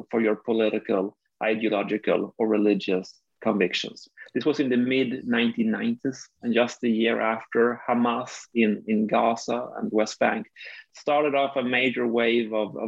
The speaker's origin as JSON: {"language": "English", "region": "Skåne", "country": "Sweden", "tie": "born or raised there", "said": "I grew up here in the south of Sweden in a small city located 40 kilometers north of Malmo."}